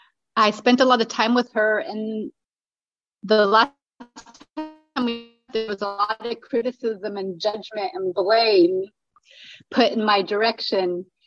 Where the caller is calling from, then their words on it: Berlin, Germany; I'm calling in from Berlin, Germany. This is where I'm living, and I'm half German.